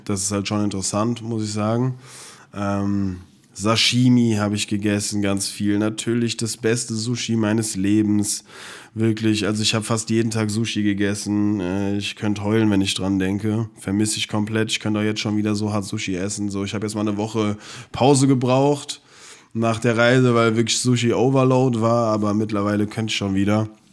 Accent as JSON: {"language": "German", "town": "Frankfurt", "region": "Hesse", "country": "Germany", "said": "wir kommen aus Frankfurt"}